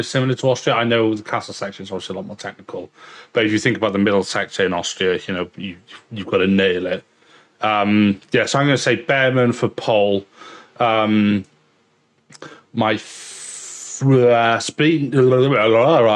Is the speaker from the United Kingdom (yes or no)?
yes; Wales, United Kingdom; accent: fairly middle class; you've got a fairly middle class accent like mine. Even if I am Welsh